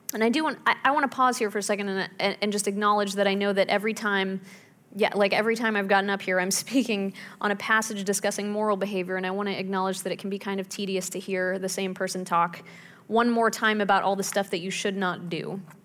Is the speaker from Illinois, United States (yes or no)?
no; Pittsburgh, Pennsylvania, United States; When I was growing up in Pittsburgh